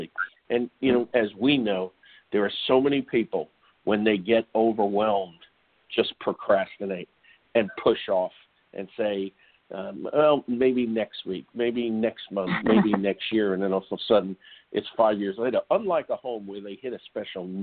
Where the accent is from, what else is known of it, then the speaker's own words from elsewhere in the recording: New York, United States; my days growing up in New York